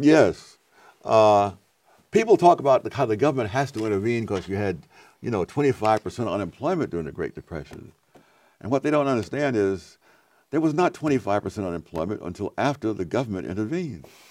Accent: New York City, New York, United States; moved away; also born or lived in North Carolina; When I grew up in Harlem in the forties and fifties, I never heard a gunshot

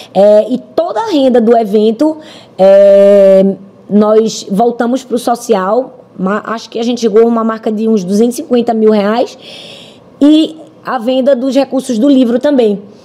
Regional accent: Recife, Pernambuco, Brazil; eu sou nordestina. Eu moro em Recife, eu conheço a região. Eu sei que a minha cidade é uma cidade fragilizada

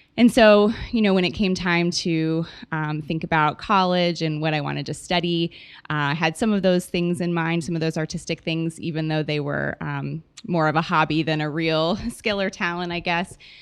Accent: Oklahoma, United States; moved away as an adult; now in Texas, United States; I'm from Oklahoma originally. I've been in Texas, um, for about nine years now, plus four years from college

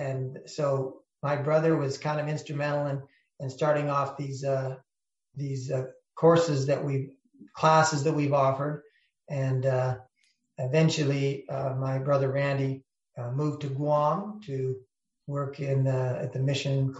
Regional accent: Yakima, Washington, United States; also born or lived in Loma Linda, California; I grew up here in Yakima since I was about 8 years old

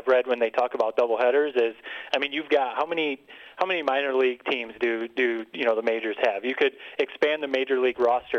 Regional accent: Detroit, Michigan, United States; that's my hometown team, but I like the view for when you're sitting and you see the Detroit skyline.

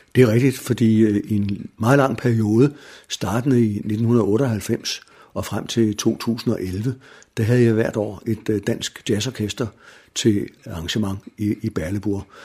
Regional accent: Denmark; Jeg er født og opvokset i Viam

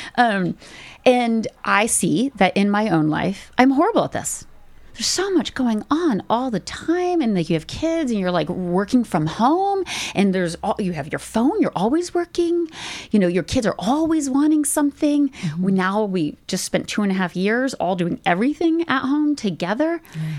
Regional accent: United States; now in Canada; being American

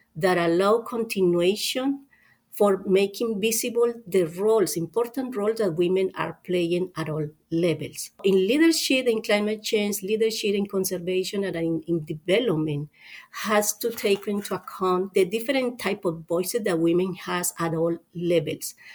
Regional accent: Colombia; moved away as an adult; now in United States; I'm originally from Colombia

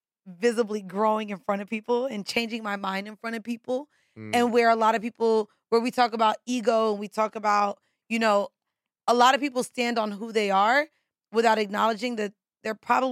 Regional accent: Orlando, Florida, United States; also born or lived in Atlanta / Miami; now in New York, United States; So I moved here from Miami. Before now, Miami was Atlanta, before Atlanta, Orlando.

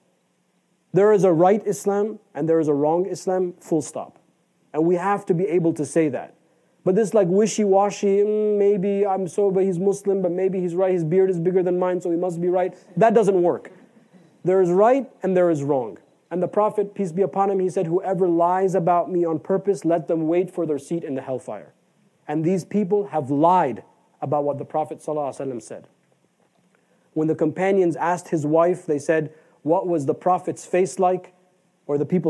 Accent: United States; we are American

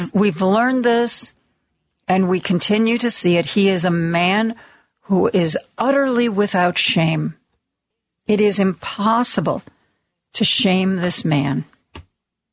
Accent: Ohio, United States; I'm from Ohio.

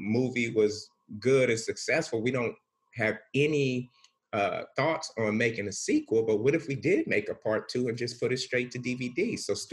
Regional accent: Bakersfield, California, United States; moved away as an adult; also born or lived in Los Angeles area; I'm born and raised in Bakersfield, and Bakersfield is an extension of the Bay, not LA.

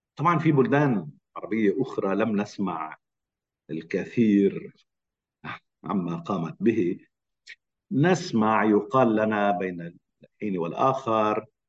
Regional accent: Lebanon; انا لبناني ومقيم لبنان

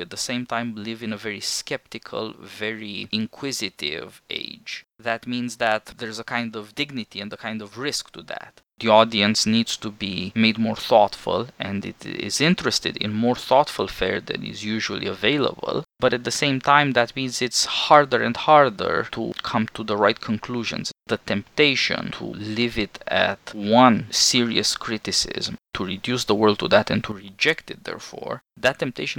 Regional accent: Kansas, United States; I grew up in Kansas, I'm as American as all

